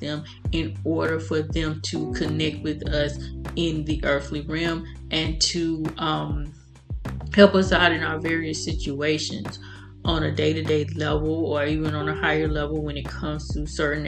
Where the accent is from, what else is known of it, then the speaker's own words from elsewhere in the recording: United States; I'm an American, obviously, and in America, Christianity is the mainstream religion